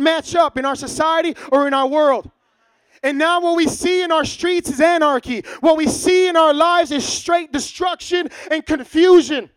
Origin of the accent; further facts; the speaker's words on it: Chicago, Illinois, United States; in Chicago, born and raised in Chicago, did my own dirt here